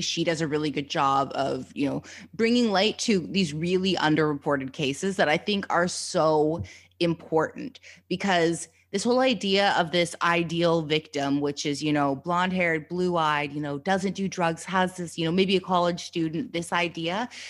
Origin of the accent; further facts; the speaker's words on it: Canada; being a Canadian, you know, coming from Canada